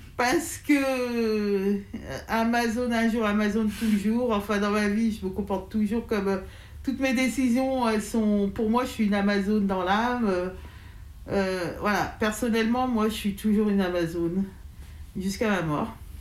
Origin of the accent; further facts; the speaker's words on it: Dardilly, Auvergne-Rhône-Alpes, France; moi j'ai grandi à Dardy